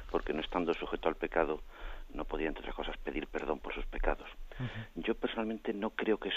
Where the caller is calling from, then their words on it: Madrid, Community of Madrid, Spain; de Madrid.